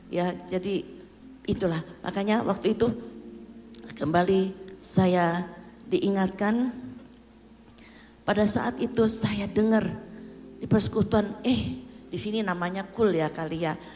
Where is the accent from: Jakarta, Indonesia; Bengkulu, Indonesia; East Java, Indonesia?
Jakarta, Indonesia; born there; also born or lived in Surabaya; Saya lahir di Jakarta